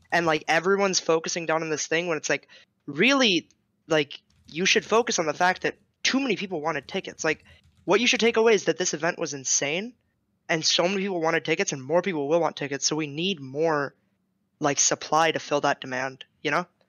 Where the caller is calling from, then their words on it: Santa Monica, California, United States; I'm calling from Santa Monica